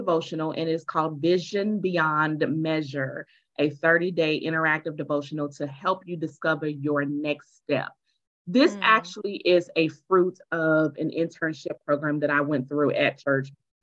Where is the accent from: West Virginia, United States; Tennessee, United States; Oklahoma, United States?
Oklahoma, United States; Tulsa; I am from Tulsa, and I am a speaker